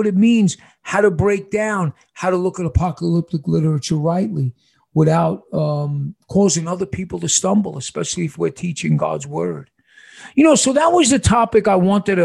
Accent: New York, United States; now in Casa Grande, United States; I'm from New York.

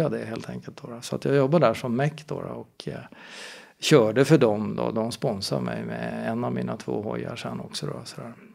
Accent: Stockholm, Stockholm County, Sweden; jag är en Stockholmskille som är uppvuxen i, i Spånga. Eh, Bällsta, Vällingby, där i det området

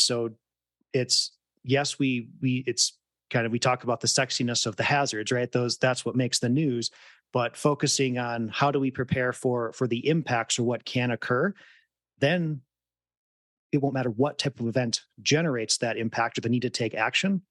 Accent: West Michigan, United States; moved away; growing up in West Michigan

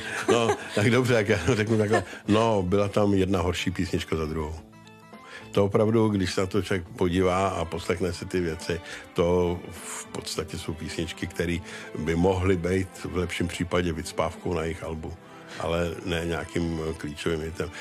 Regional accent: Czechia; my jako Češi

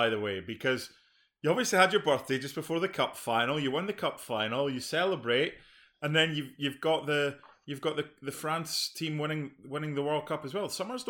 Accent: Scotland, United Kingdom; I'm Scottish.

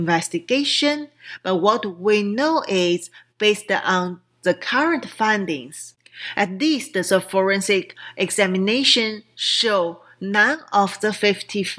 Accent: Qingdao, Shandong, China; moved away; a Navy base in Qingdao, which is my hometown

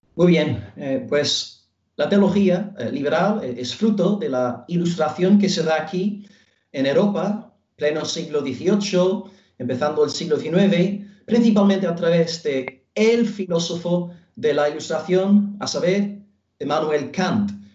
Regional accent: Belfast, Northern Ireland, United Kingdom; Spanish is a second language; moved away as an adult; now in Almería, Spain; soy eh, norirlandés de Belfast

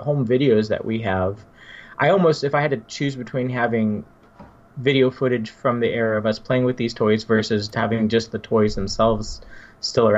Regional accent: Bay Area, California, United States; growing up in the Bay Area in the 1980s and the 1990s

